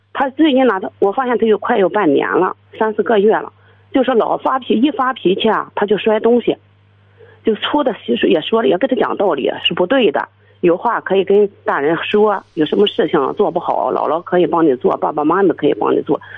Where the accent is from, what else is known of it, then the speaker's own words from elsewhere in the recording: Qingdao, Shandong, China; now in Jinan, China; 我是城市，我是青岛的